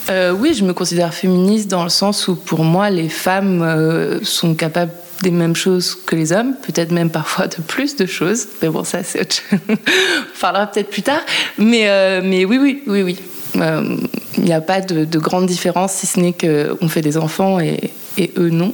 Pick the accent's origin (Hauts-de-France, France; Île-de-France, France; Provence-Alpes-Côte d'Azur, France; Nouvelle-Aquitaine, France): Nouvelle-Aquitaine, France; La Rochelle; moved away as an adult; now in Paris, France; j'habite à Paris depuis une dizaine d'années et, euh, que je suis originaire de La Rochelle